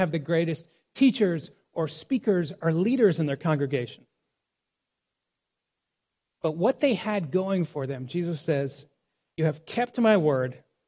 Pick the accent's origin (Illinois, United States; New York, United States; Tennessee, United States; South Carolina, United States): New York, United States; Now, as a New Yorker, this letter is encouraging